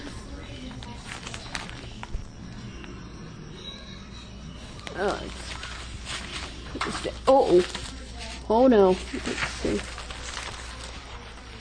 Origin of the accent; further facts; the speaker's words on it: Las Vegas, Nevada, United States; also born or lived in Florida / Arabia / California; I moved to Vegas when I was about 7. So I've been here for about 16 years or so